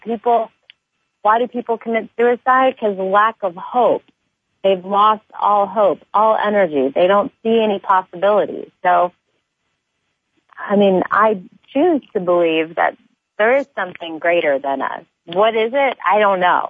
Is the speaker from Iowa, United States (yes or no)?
no; Alaska, United States; I grew up in Alaska, and I'm very fortunate right now to have been spending a lot of time in Hawaii.